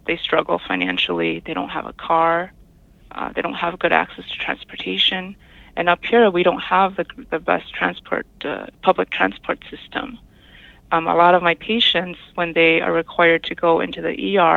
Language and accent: English; La Crosse, Wisconsin, United States; moved away as an adult; now in Red Cliff Reservation, United States; I grew up in La Crosse, Wisconsin, which is not too far from Madison